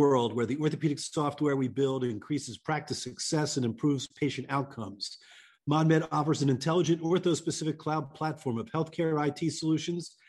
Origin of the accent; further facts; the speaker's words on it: Boston, Massachusetts, United States; We're staying in Boston in my hometown